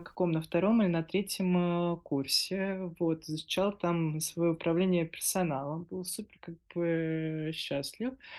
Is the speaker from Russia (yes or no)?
yes; Stary Oskol, Belgorod Oblast, Russia; как э, коренной старооскольницы